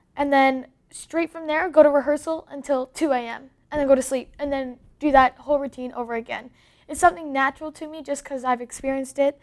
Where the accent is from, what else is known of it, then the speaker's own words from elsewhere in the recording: Canada; also born or lived in Los Angeles; I am Canadian.